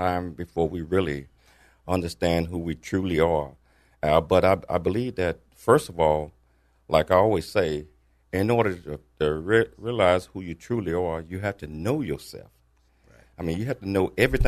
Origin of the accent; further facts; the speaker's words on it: Tennessee, United States; back in my hometown in Tennessee